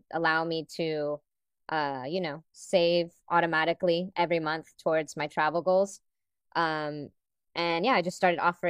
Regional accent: Dominican Republic; I'm originally from the Dominican Republic.

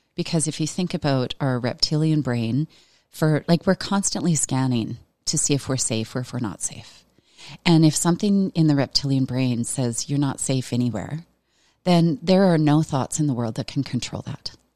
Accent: Veteran, Alberta, Canada; I grew up in Veteran, Alberta

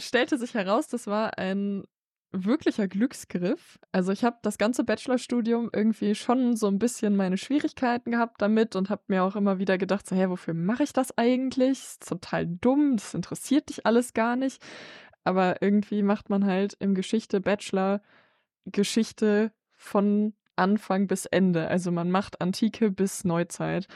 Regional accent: near Bonn, North Rhine-Westphalia, Germany; ich komme halt aus der Nähe von Bonn

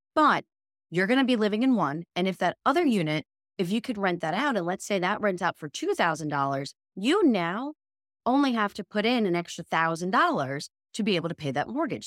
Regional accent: New York, United States; as a New Yorker

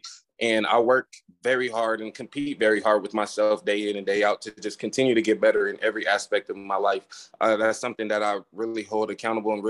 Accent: Dos Palos, California, United States; moved away; Growing up in Dos Palos, man, it's I call it a poverty paradise

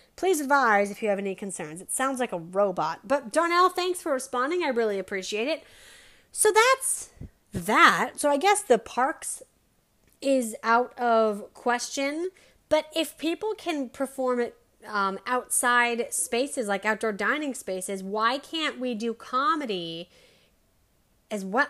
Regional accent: Denver, Colorado, United States; in Denver because I'm from Denver

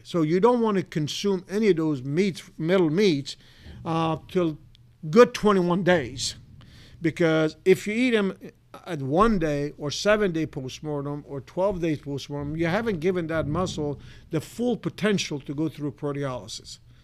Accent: Iran; moved away as an adult; now in Clay Center, United States; I was originally from Iran. I was born and raised

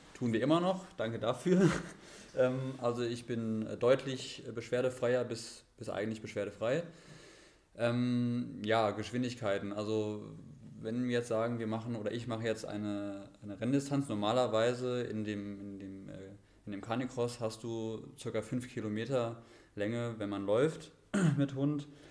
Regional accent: Marburg, Hesse, Germany; moved away as an adult; also born or lived in Siegen; now in Wilnsdorf, Germany; Also jetzt rein gebürtig komme ich jetzt aus Marburg, also komme aus dem Hessenland eigentlich

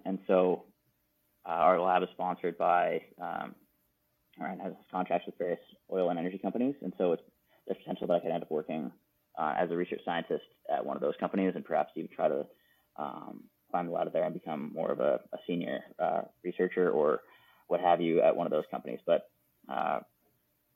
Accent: Canada; now in United States; as a Canadian and working in the field I'm in the United States

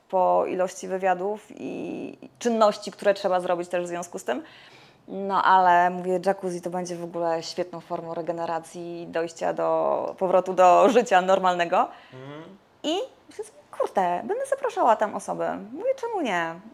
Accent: Warmian-Masurian Voivodeship, Poland; ja tak pochodzę tak z Mazur

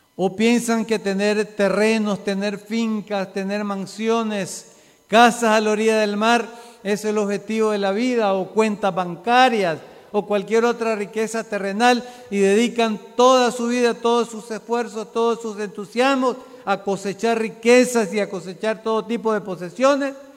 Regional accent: Nicaragua; nosotros como nicaragüenses

